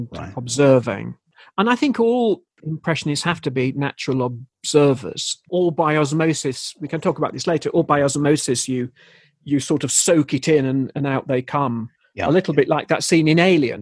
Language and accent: English; Leeds, Yorkshire and the Humber, United Kingdom; now in High Barnet, United Kingdom; I'm from Leeds